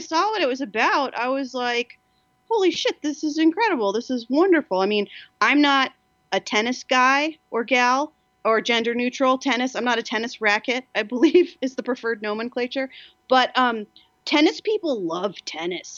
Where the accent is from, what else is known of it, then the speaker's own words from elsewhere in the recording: New Jersey, United States; now in Los Angeles, United States; I'm from New Jersey